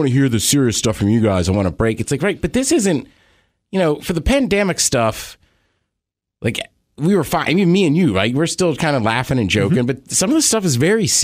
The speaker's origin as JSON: {"language": "English", "area": "PG County", "region": "Maryland", "country": "United States", "tie": "born or raised there"}